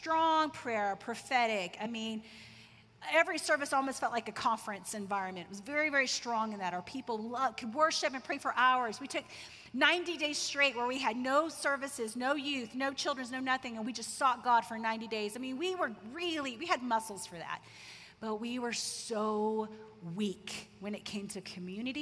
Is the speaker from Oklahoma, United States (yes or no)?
yes; Tulsa, Oklahoma, United States; I grew up in Tulsa, Oklahoma, Bible Belt of the U.S.